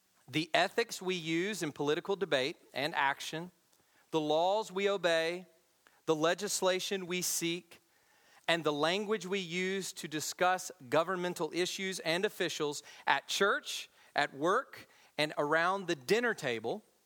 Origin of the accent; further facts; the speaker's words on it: United States; As American Christians